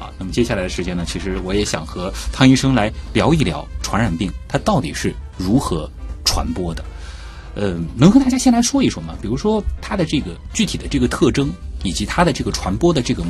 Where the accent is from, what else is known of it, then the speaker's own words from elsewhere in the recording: Shanghai, China; born there; 其实我作为一名出生在上海的八零后